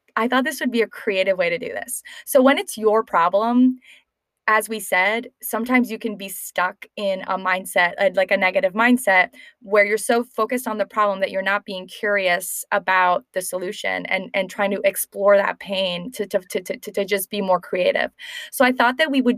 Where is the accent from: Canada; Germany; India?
Canada; moved away; both from Canada